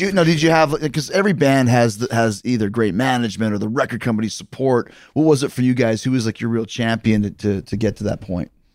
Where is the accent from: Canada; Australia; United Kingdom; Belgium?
Canada; Winnipeg, Manitoba; moved away; also born or lived in Calgary; I grew up in Winnipeg, but I trained for wrestling in Calgary.